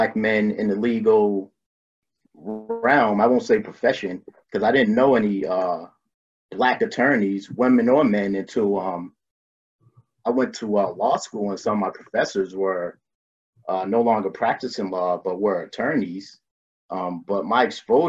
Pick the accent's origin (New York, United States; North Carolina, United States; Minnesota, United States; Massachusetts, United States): Massachusetts, United States; Boston; I'm from the Dorchester neighborhood in Boston, my bus stop growing up was right across the street from Dorchester District Courthouse.